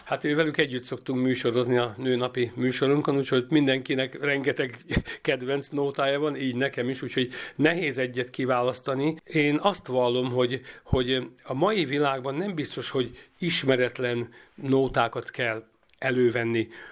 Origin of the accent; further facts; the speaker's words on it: Karcag, Jász-Nagykun-Szolnok, Hungary; együtt nőttünk fel, három évkor különbség van köztünk, egy szobában laktunk, annak idején gyerekszoba, gyerekkorunkban természetesen, és, ö, amikor már felcseperedtünk már gimnázium közepe vége fele, akkor már együtt, ö, zenéltünk, ö, zenekarunk volt Karcagon